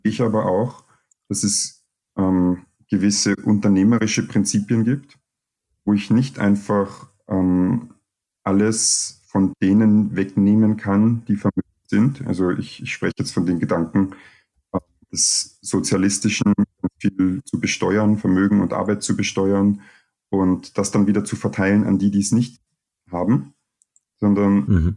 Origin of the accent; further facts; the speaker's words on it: Vienna, Austria; also born or lived in Cottbus, Germany; ich komme aus Deutschland, bin aber nicht lange dort gewesen. Und meine Eltern sind dann nach Österreich gezogen, wo ich mhm. Jahre alt war und eigentlich die meiste Zeit meines Lebens hier in Wien aufgewachsen bin und mich als Österreicher erlebe